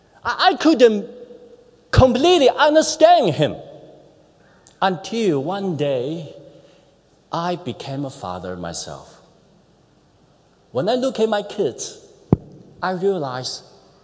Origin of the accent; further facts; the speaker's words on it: China; moved away as an adult; now in New Zealand; growing up in China's economy booming years